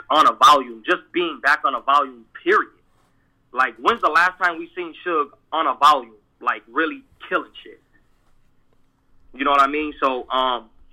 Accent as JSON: {"language": "English", "region": "East Coast", "country": "United States", "said": "I'm from the East Coast"}